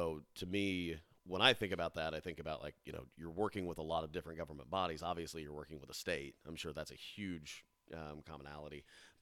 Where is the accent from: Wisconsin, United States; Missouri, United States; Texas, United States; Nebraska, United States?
Missouri, United States; Raymore; I grew up in Raymore